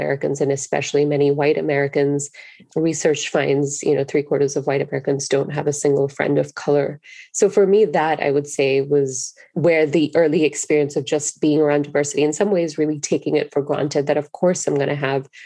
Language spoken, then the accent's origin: English; Singapore; moved away as an adult; now in United States; growing up in Singapore is it is a very racially diverse country